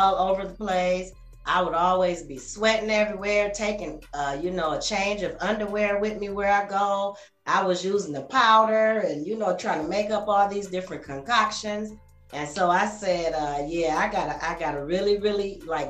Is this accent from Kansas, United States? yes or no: no; Grand Rapids, Michigan, United States; now in Georgia, United States; I am from Grand Rapids, Michigan